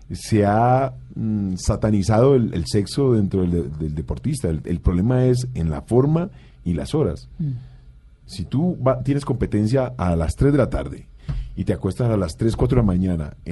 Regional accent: Cali, Valle del Cauca, Colombia; Es que yo soy de Cali, ¿eh?

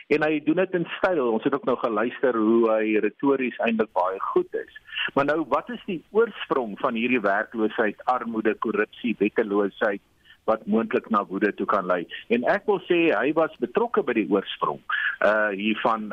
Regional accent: South Africa

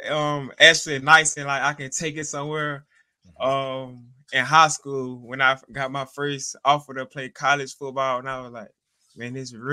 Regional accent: Montgomery, Alabama, United States; in Alabama. Yes, sir.

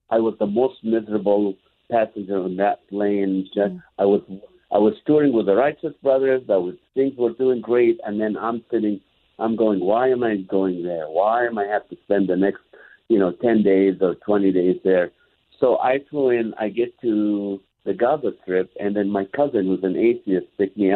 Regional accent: Kuwait; My mom, I grew up in Kuwait. My mom never breastfed me.

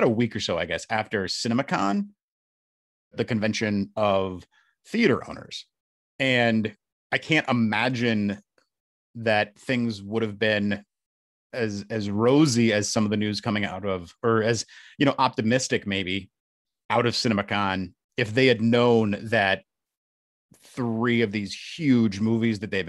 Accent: Charlotte, North Carolina, United States; I was just born and raised in Charlotte, North Carolina

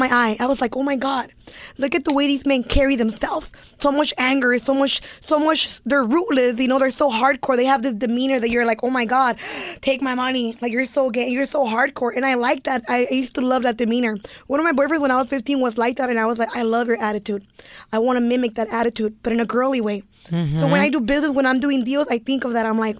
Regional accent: Los Angeles, California, United States; I grew up in East LA.

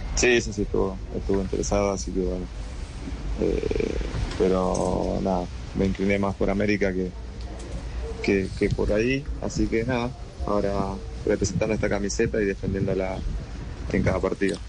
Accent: Charata, Chaco, Argentina; moved away; vengo de, Argentina, de un pueblo que se llama Charata Chaco

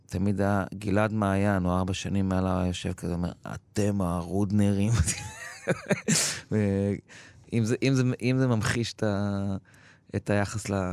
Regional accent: Givat Brenner, Central District, Israel; נולדתי וגדלתי בקיבוץ גבעת ברנר.

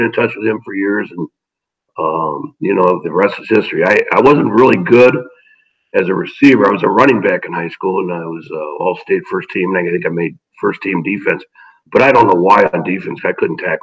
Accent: Sidney, Ohio, United States; moved away as an adult; I'm from Sidney, Ohio, a small town north of Dayton. And my father was my coach

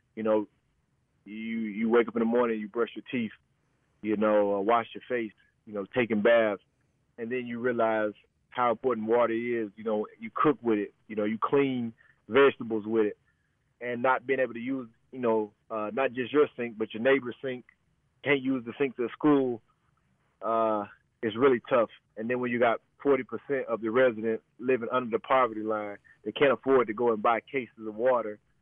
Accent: United States; as an American

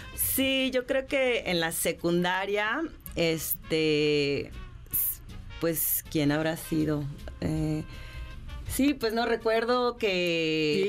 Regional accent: León, Guanajuato, Mexico; yo soy de León, Guanajuato

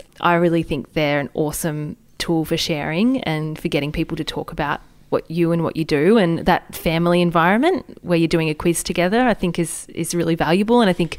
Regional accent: Australia; We're both regional girls. We're both not from Sydney, not from a major city, and we have a really strong regional audience.

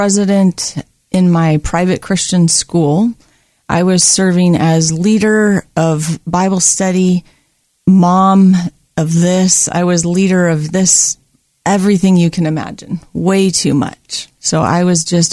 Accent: Oahu, Hawaii, United States; moved away as an adult; now in Oregon, United States; I grew up on the island of Oahu in Hawaii.

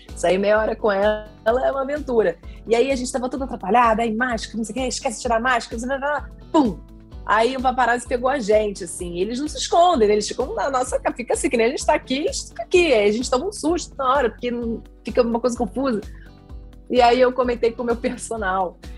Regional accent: Brazil; como brasileiro

